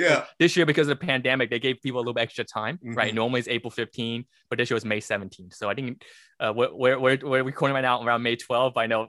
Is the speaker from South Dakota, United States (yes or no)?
no; Brooklyn, New York, United States; moved away; also born or lived in the South; I'm a CPA. I'm actually originally from Brooklyn, New York. And then my family moved down to the South where I got my master's of accounting and then got my CPA license.